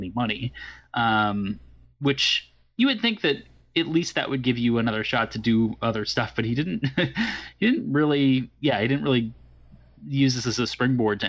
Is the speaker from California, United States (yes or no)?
yes; California, United States; I growing up in California